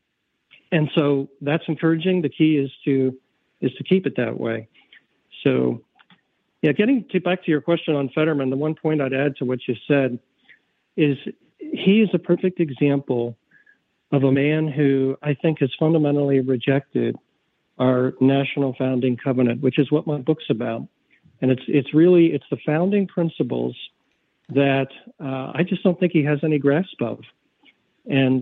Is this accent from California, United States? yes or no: no; Bucks County, Pennsylvania, United States; now in Ohio, United States; I'm originally from Bucks County, which is just outside of Philadelphia